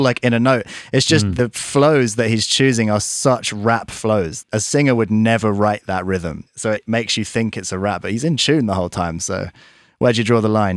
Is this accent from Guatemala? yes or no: no; Surrey, South East England, United Kingdom; We grew up in Surrey